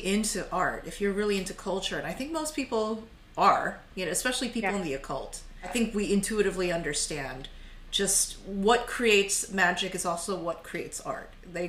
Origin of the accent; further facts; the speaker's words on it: United States; I am an American. I need to accept that. I grew up here. I grew up in the school systems.